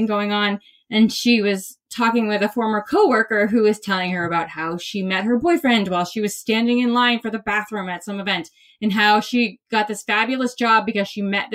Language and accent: English; Maine, United States; I'm from Maine